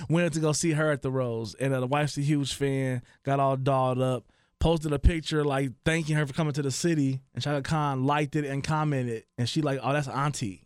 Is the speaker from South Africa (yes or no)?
no; Dayton, Ohio, United States; I'm from Dayton, Ohio